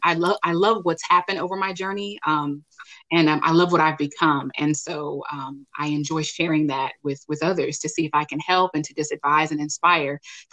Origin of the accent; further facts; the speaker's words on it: California, United States; moved away as an adult; now in Dallas, United States; I'm actually a California native. Love my home state.